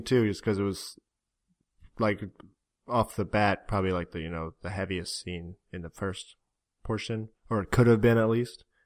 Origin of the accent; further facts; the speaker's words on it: Florida, United States; moved away; we're from Florida